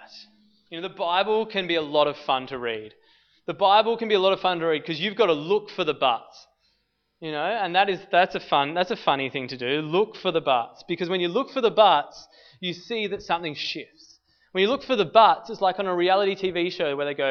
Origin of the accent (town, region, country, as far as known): Australia